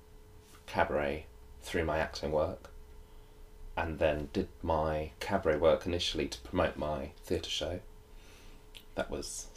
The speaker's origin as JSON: {"language": "English", "area": "South Coast", "region": "South East England", "country": "United Kingdom", "tie": "born or raised there", "said": "I grew up on the South Coast and it was nearby"}